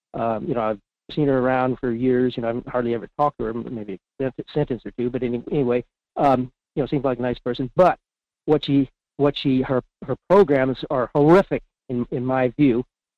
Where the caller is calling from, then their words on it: Fairbanks, Alaska, United States; … in Fairbanks.